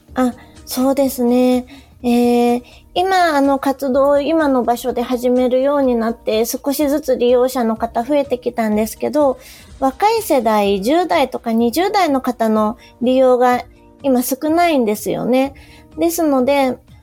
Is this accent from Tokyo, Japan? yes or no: no; Yamaguchi, Japan; moved away as an adult; also born or lived in Fukuoka Prefecture; 3年ほど前に県外から山口県に U ターンして戻ってきた